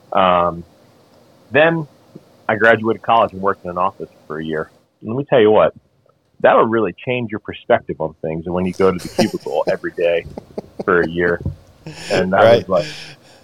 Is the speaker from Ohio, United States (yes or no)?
no; Memphis, Tennessee, United States; I'm from Memphis, Tennessee